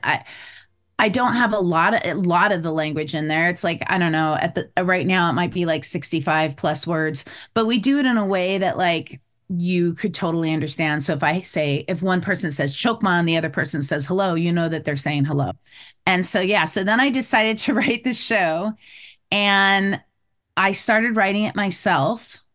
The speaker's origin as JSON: {"language": "English", "region": "California", "country": "United States", "tie": "born or raised there", "also_born_or_lived": "Savannah, Georgia / Hawaii", "moved": "as an adult", "lives_now": "East Coast, United States", "said": "I grew up in California"}